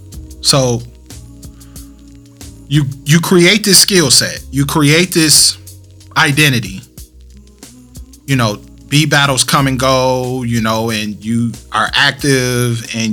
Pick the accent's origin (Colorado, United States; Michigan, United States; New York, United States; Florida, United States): Michigan, United States; Flint; also born or lived in Westland, Michigan / Southfield, Michigan / Farmington Hills, Michigan; I lived in Westland. I lived in Southfield. I lived in Farmington Hills. I've never claimed that I was from Detroit. I've always been the guy from Flint.